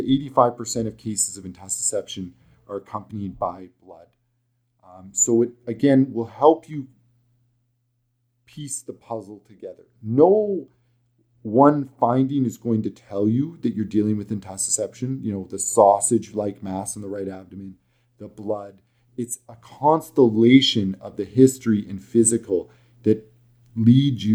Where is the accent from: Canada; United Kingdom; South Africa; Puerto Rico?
Canada; Alberta; accent: thick Alberta; my thick Alberta accent